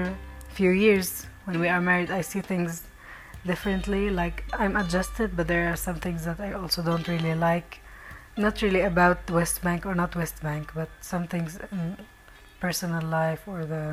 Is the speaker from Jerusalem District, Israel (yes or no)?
no; Northern District, Israel; I grew up in Israel.